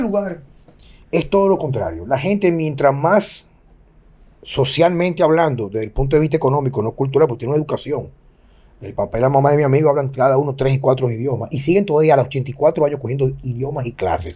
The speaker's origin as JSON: {"language": "Spanish", "country": "Dominican Republic", "said": "yo elijo vivir en mi país"}